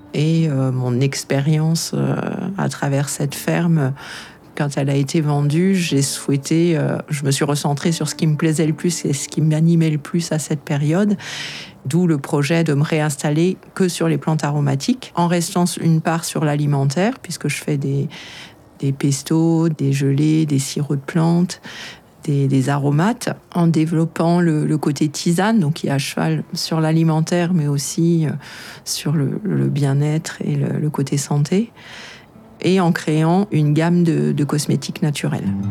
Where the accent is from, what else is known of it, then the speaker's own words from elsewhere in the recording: Paris, Île-de-France, France; moved away as an adult; also born or lived in Brittany / Normandy / Haute-Savoie; now in Vercors, France; Je suis née euh, à Paris et j'ai vécu euh, mon, enfance en région parisienne.